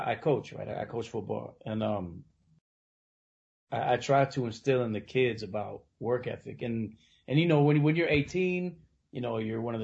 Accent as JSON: {"language": "English", "town": "Bolingbrook", "region": "Illinois", "country": "United States", "tie": "born or raised there", "also_born_or_lived": "Oakland, California / Alameda, California / Mexico City, Mexico", "said": "I grew up more here and in it's a place called Bolingbrook, so it's kind of like southwest of the city."}